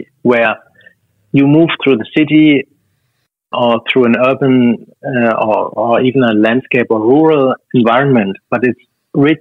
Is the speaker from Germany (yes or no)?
yes; Germany; now in Sydney, Australia; it's a thing that I grew up with in Germany